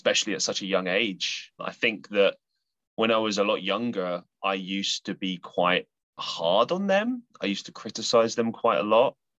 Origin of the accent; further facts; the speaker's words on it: London, United Kingdom; now in Manchester, United Kingdom; So I am from the UK. I grew up in London and I now reside in Manchester in the middle of England